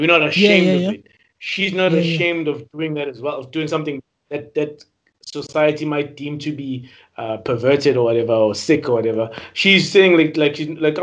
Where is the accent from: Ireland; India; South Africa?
South Africa; as South African men, as South African men